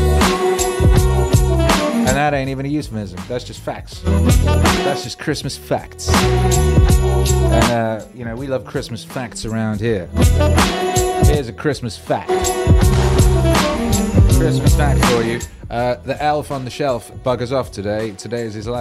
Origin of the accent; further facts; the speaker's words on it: United Kingdom; where I grew up in the Midlands